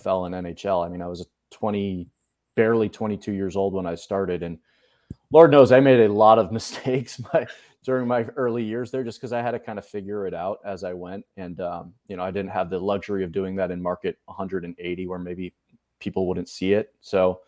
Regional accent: outside of Boston, Massachusetts, United States; moved away as an adult; also born or lived in Columbia, Missouri / Buffalo, New York; now in Dallas, United States; Spent first 18 years of my life growing up outside of Boston

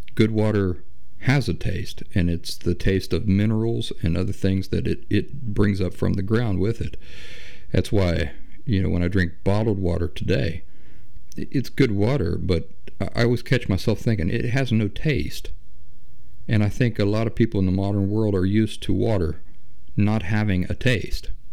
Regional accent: Appalachia, United States; I grew up in the Appalachian wilderness on hundreds of acres of untouched wooded forest

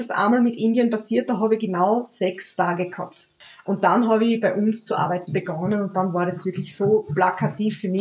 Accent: Austria; bei uns in Österreich

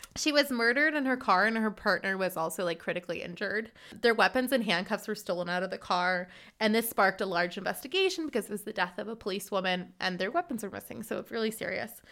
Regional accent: Hartsburg, Missouri, United States; moved away as an adult; now in Freiburg, Germany; I'm originally from Hartsburg, Missouri, and I currently live in Freiburg

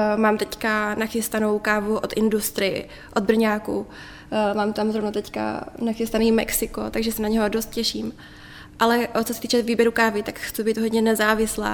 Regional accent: Prostějov, Olomouc Region, Czechia; já jsem se narodila v Prostějově, mm-hmm. uh, takže okolí Olomouc a tak to je můj domov.

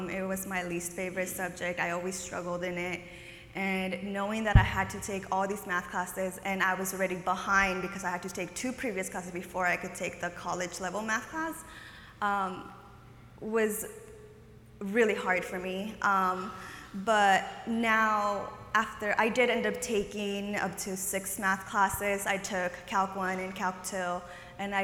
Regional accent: San Jose, California, United States; also born or lived in Oaxaca, Mexico; I'm from here, the Bay Area. I'm from San Jose. I grew up here.

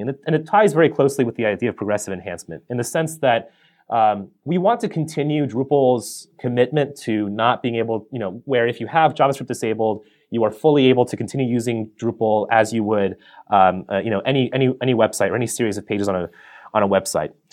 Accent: Colorado, United States; I grew up in Colorado

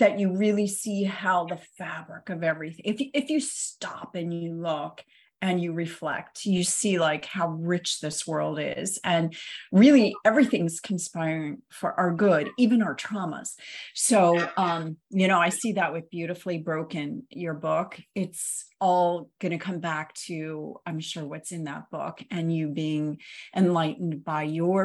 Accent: Ohio, United States; I grew up in Ohio

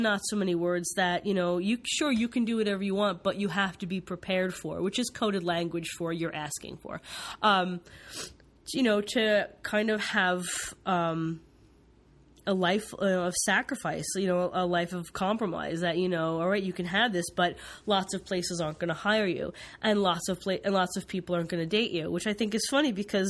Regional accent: East Coast, United States; now in West Coast, United States; I grew up on the East Coast

